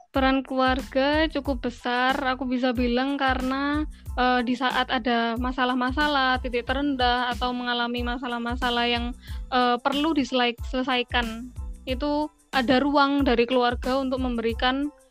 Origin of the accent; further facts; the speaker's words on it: Malang, East Java, Indonesia; also born or lived in Australia; Aku Malang, Arema